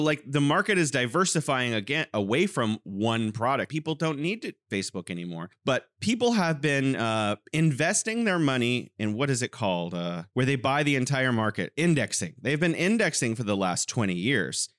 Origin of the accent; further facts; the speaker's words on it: California, United States; now in Wuhan, China; I'm originally from California and now I'm living in beautiful Wuhan, China